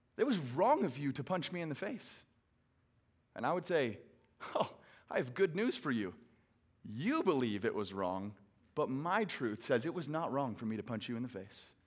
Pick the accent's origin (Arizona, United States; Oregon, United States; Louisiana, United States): Arizona, United States; Phoenix; I hail from Phoenix, Arizona, where it is a billion degrees today